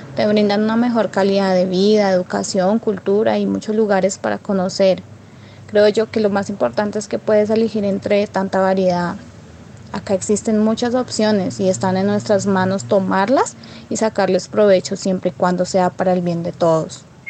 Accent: Puerto Asís, Putumayo, Colombia; Soy de Puerto Asís, Putumayo. Recuerdo que con mis padres nos fuimos a vivir a una vereda como a tres horas de donde nací

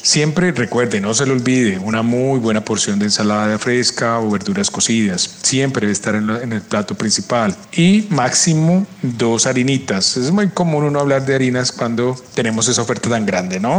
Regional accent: Colombia; como colombianos

